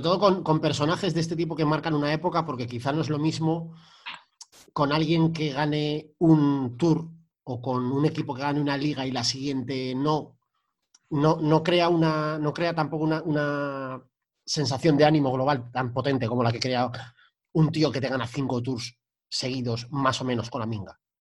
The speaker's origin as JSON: {"language": "Spanish", "country": "Spain"}